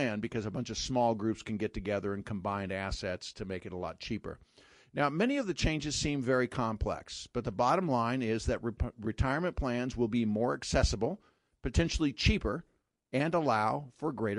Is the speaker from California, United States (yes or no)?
yes; Sacramento, California, United States; moved away; I grew up in Sacramento, California, where Shakey's started